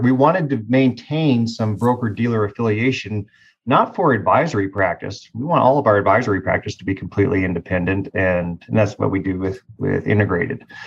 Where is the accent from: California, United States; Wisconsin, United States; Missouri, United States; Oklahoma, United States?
Oklahoma, United States; Tulsa; I was raised in Tulsa